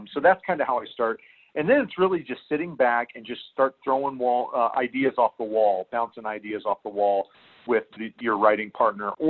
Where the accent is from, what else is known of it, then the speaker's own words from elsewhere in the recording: central Illinois, United States; also born or lived in Mesa, Arizona; I grew up in central Illinois